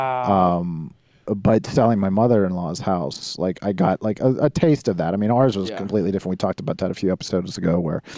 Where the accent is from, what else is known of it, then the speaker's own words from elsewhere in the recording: North Huntington, Pennsylvania, United States; moved away; I was from North Huntington.